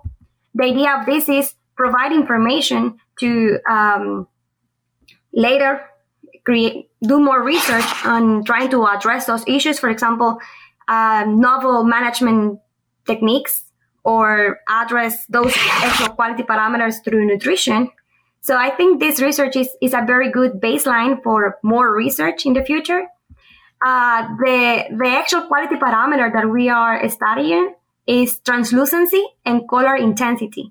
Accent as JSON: {"language": "English", "country": "Guatemala", "also_born_or_lived": "Honduras", "moved": "as an adult", "lives_now": "Auburn, United States", "said": "I am originally from Guatemala."}